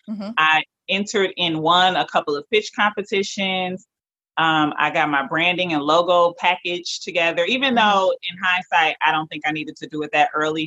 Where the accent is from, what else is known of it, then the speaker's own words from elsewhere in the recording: Detroit, Michigan, United States; I am a proud Detroiter, born and raised in Detroit, Michigan